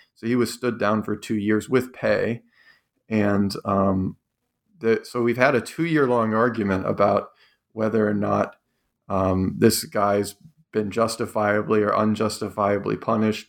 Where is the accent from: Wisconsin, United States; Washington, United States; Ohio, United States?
Ohio, United States; Cleveland; I grew up in Cleveland